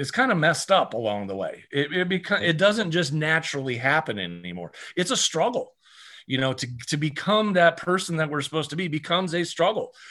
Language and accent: English; Iowa, United States; I grew up in Iowa